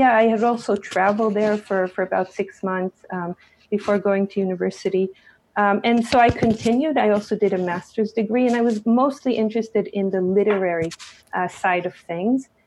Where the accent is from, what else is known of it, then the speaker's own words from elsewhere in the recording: Jerusalem, Jerusalem District, Israel; also born or lived in United States; I grew up in Jerusalem. Um, I was born in the United States, but when I was very young, uh, my parents uh, moved to Israel. My mother returned. She, she grew up here, and my father immigrated uh, to Israel. Um, so I grew up here